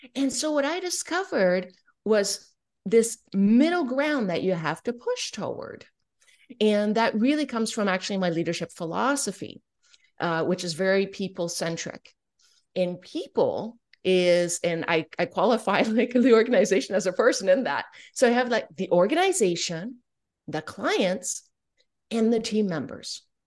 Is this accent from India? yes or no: no; Canada; I'm French Canadian